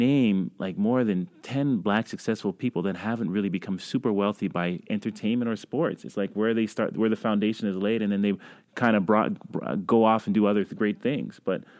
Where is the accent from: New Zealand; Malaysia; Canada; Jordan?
Canada; I'm also a Canadian